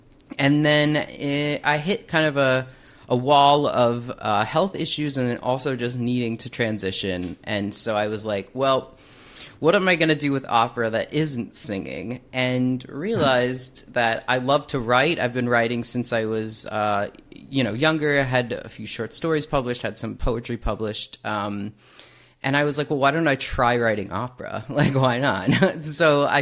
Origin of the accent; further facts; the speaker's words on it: Hicksville, New York, United States; I grew up in the little suburban life on Long Island, New York. I try to hide my accent, but it comes through sometimes